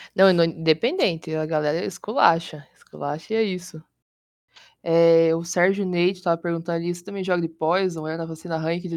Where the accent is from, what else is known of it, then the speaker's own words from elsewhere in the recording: Curitiba, Paraná, Brazil; sou de Curitiba, tenho 21 anos